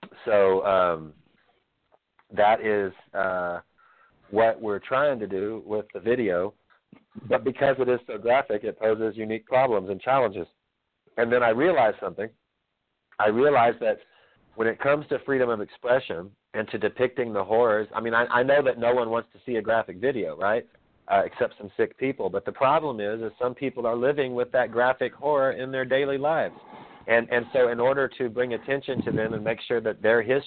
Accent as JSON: {"language": "English", "region": "Texas", "country": "United States", "said": "I'm proud to be from the South. I'm from Texas. My family from Mississippi and from Louisiana"}